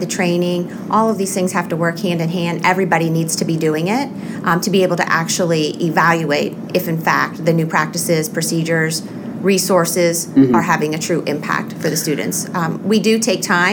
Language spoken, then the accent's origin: English; Youngstown, Ohio, United States; I'm born and raised in Youngstown. I love being from Youngstown.